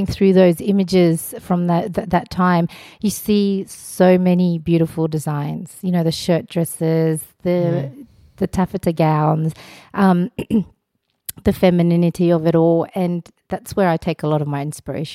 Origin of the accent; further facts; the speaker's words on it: Australia; also born or lived in Afghanistan; I was born in Afghanistan, but I associate more with Australia than I do with Afghanistan